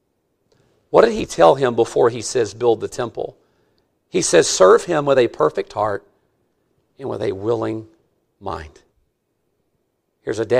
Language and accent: English; Mississippi, United States; I'm from Mississippi